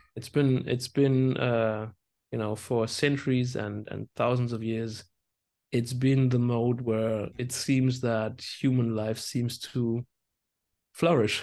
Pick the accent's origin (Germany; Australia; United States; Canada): Germany; hometown near Landau, Rhineland-Palatinate; Landau is just like twenty minutes drive from my hometown